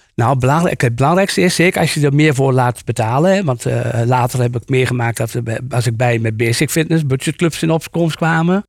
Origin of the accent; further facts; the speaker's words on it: Achterhoek, Gelderland, Netherlands; ik kom uit de Achterhoek